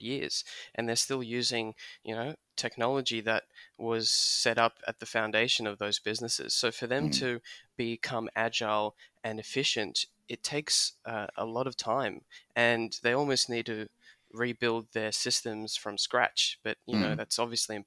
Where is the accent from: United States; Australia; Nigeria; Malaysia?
Australia; I'm first generation Australian. My parents immigrated from Soviet Union.